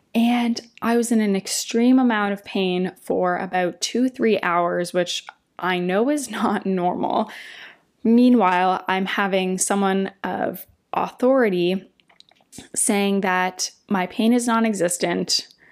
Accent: Windsor, Ontario, Canada; now in Toronto, Canada; we drove back to Windsor, my hometown

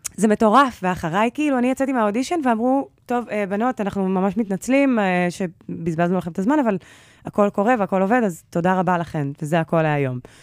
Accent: Holon, Tel Aviv District, Israel; אני מחולון

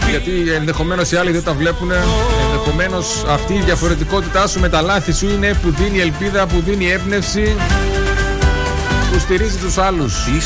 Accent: Thessaloniki, Central Macedonia, Greece; moved away as an adult; now in Xanthi, Greece; Είμαι από Θεσσαλονίκη, έχω γεννηθεί, έχω μεγαλώσει στη Θεσσαλονίκη, ήρθα εδώ για σπουδέ και έμεινα, παντρεύτηκα. Λατρεύω την Ξάνθη, λατρεύω τον κόσμο τη Ξάνθη.

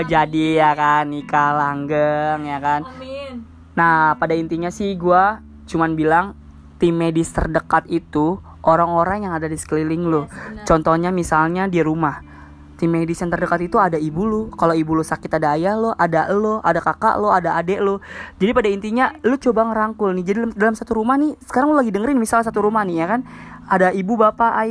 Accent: Jakarta, Indonesia; menurut lo kalau gue orang Betawi dipanggilnya A hmm. bapak gue Jawa mak gue Betawi dipanggilnya

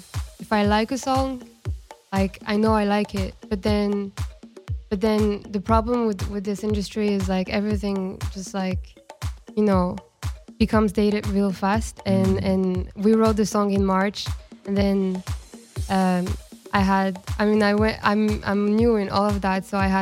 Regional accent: Casablanca, Casablanca-Settat, Morocco; also born or lived in Spain / Switzerland; now in Los Angeles, United States; So I grew up in Casablanca, and it's actually really similar to LA.

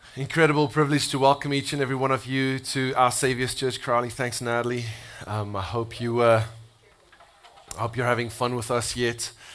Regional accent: South Africa; moved away as an adult; now in United States; I'm from South Africa. Uh, I've been living in the States for almost three years.

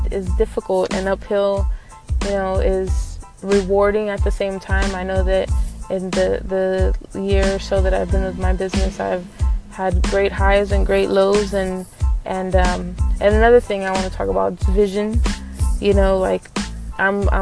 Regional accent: San Antonio, Texas, United States; I'm from San Antonio, Texas

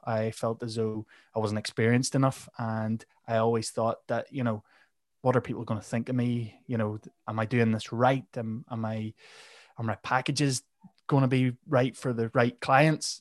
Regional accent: Northern Ireland, United Kingdom; I am from Northern Ireland

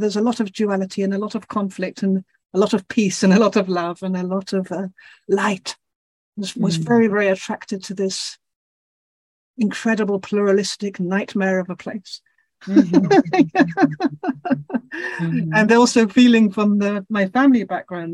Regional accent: Belgium; also born or lived in England; I'm English, born, but grew up in Belgium from age 9 or something

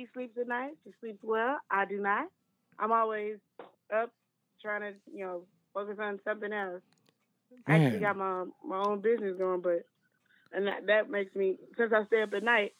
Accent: Kansas City, United States; I can. I'm from Kansas City.

